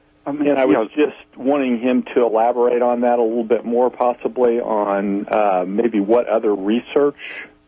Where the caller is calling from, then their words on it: Missouri, United States; from Missouri.